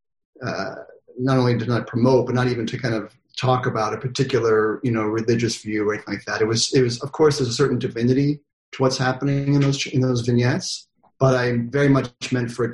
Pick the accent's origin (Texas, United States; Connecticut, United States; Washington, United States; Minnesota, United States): Connecticut, United States; moved away; also born or lived in Manhattan; I grew up in Connecticut